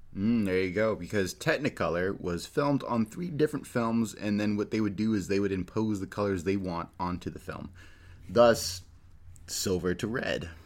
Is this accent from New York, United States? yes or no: no; California, United States; I'm from California